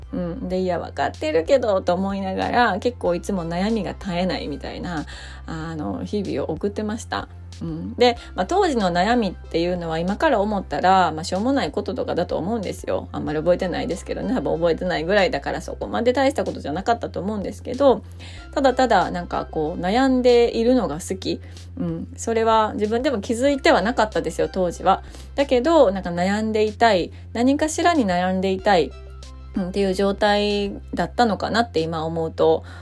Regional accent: Kyoto, Japan; 京都出身ではあるんですけど

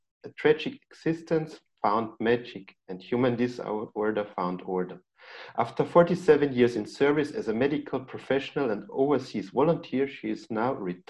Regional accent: Austria; from Austria.

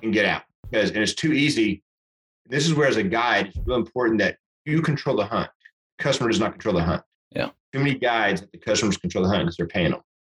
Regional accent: Amarillo, Texas, United States; I grew up way up here in Amarillo

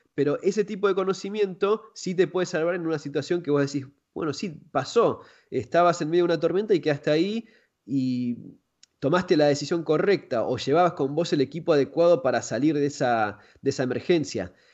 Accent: Argentina; yo soy de Argentina

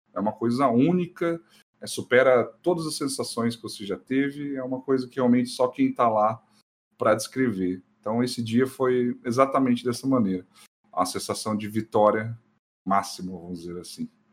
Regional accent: São Paulo, Brazil; now in Campo Mourão, Brazil; Eu sou paulista, viu? Nascido ah. em São Paulo, capital.

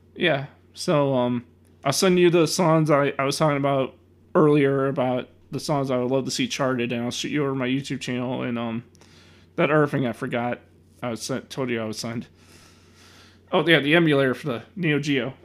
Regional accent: Chicago, Illinois, United States; I'm from Chicago

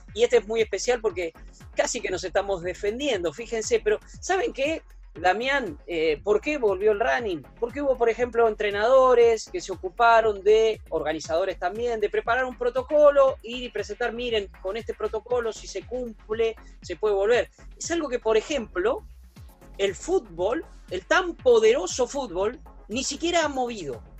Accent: Puan, Buenos Aires Province, Argentina; nací en Puana, 600 kilómetros, soy bonaerense, bonaerense de nacimiento, bonaerense de residencia

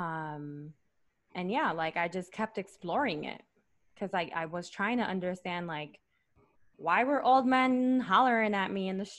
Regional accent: Puerto Rico; also born or lived in New York City, United States; now in United States; raised in the island.

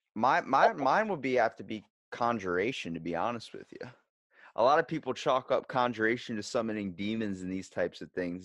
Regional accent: Ocean City, Maryland, United States; I'm from Ocean City, Maryland. I'm East Coast, not West.

